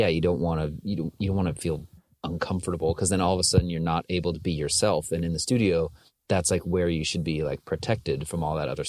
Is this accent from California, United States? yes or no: yes; Costa Mesa, California, United States; also born or lived in Santa Ana; Grew up in Costa Mesa